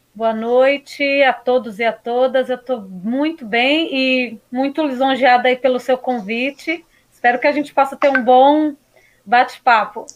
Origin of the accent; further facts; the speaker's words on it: São Paulo, Brazil; also born or lived in Suzano; now in Poá, Brazil; nascida e criada na Zona Leste, em Guaianazes